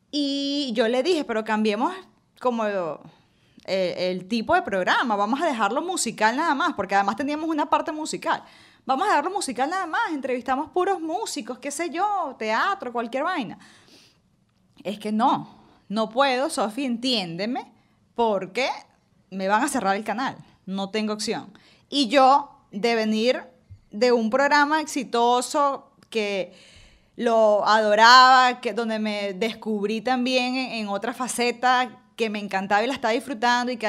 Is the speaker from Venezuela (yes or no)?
yes; Venezuela; moved away as an adult; Yo me vine de Venezuela y yo no había dejado de hacer radio. Me vine de Venezuela despidiendo 16 clientes.